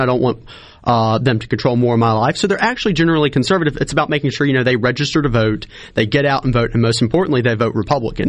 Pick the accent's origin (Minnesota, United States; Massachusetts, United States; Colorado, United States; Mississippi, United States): Mississippi, United States; Lamar County; I'm born and raised in Lamar County